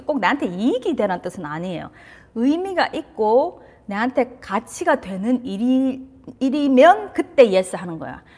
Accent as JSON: {"language": "Korean", "country": "South Korea", "tie": "born or raised there", "said": "저도 한국에서 자라서"}